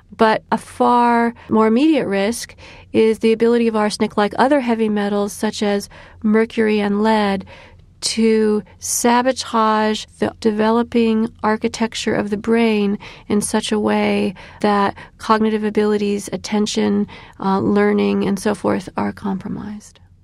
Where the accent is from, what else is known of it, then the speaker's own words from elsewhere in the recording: Illinois, United States; my home state of Illinois